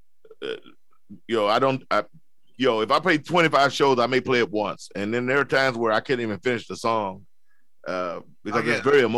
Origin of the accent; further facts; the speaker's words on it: the South, United States; moved away; also born or lived in Los Angeles; I'm from the South. That's where I was brought up